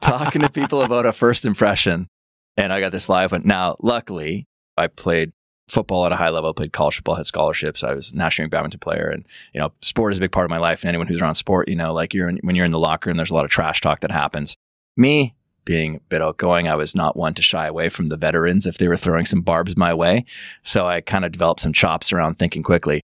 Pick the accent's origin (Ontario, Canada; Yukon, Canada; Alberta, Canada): Alberta, Canada; Medicine Hat; I'm from Western Canada, grew up on a big farm and ranch outside of Medicine Hat, Alberta, in middle of nowhere